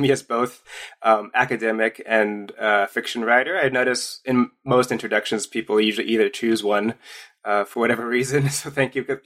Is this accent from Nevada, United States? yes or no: yes; Las Vegas, Nevada, United States; moved away; I was raised in Las Vegas